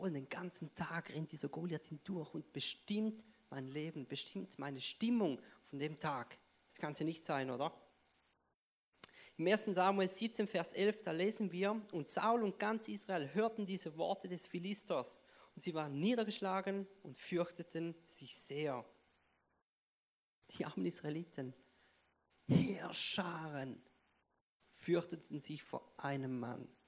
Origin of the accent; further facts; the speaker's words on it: Switzerland; Ja, ich bin Schweizer, man hört es vielleicht.